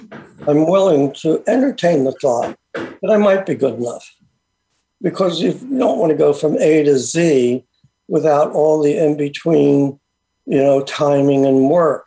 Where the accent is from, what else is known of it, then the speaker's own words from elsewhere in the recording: United States; I was born in America, so I was very Americanized